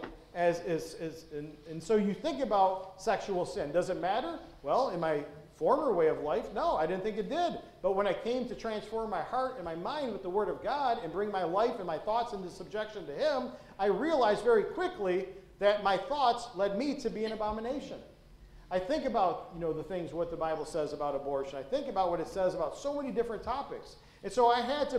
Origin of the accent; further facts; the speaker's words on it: Detroit, Michigan, United States; when I grew up in Detroit